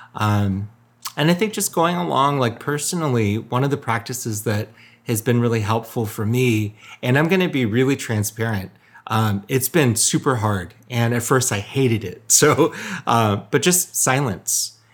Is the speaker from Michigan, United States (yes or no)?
yes; Michigan, United States; my ethnic background is Korean, um, but I was born and raised in Michigan. So full, full-on Michigander